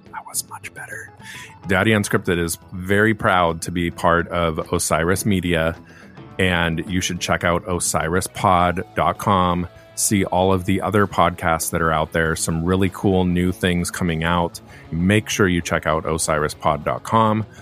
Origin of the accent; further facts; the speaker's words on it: Laguna Beach, California, United States; I'm born and raised from Laguna Beach